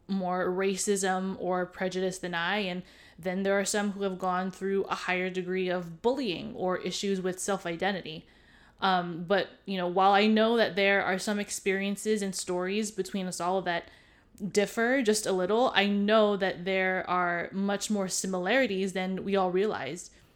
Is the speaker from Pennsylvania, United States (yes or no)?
no; Hawaii, United States; now in continental US; I was born and raised in Hawaii